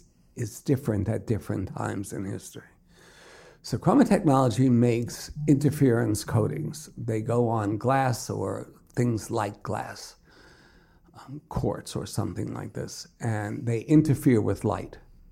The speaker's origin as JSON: {"language": "English", "town": "Brooklyn", "region": "New York", "country": "United States", "tie": "born or raised there", "said": "In Brooklyn."}